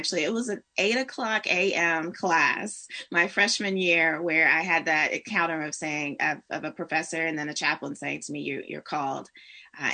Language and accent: English; South Carolina, United States; So I grew up in South Carolina in a small church in a small city